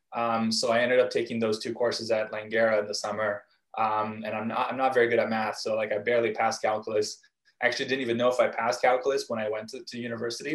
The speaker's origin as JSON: {"language": "English", "town": "Vancouver", "region": "British Columbia", "country": "Canada", "tie": "born or raised there", "also_born_or_lived": "Krasnoyarsk, Russia / Israel", "said": "we moved again to, to Vancouver, uh, Canada, when I was five. And, and uh, when I got here, where I, where I live now, um, Vancouver, um, really from a young age"}